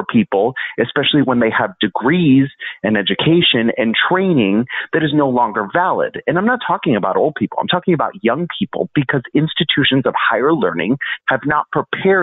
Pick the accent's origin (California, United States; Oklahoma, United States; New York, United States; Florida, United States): Florida, United States; also born or lived in Little Havana, Miami / Celebration, Florida; I grew up in Florida. I originally grew up in Little Havana. We moved to the Disney town of Celebration in Orlando